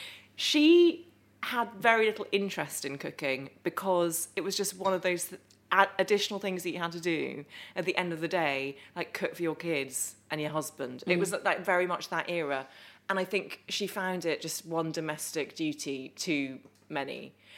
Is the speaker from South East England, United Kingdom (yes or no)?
yes; Epsom, South East England, United Kingdom; Grew up in Epsom, was born in Epsom, spent the first 4 years of my life there.